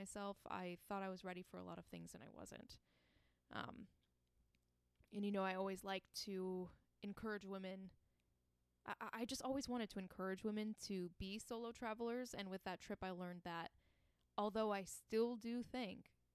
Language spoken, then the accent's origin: English; Chesterfield, Michigan, United States; moved away as an adult; also born or lived in Cusco, Peru; I grew up in Chesterfield, Michigan. I lived there my whole life until I was 18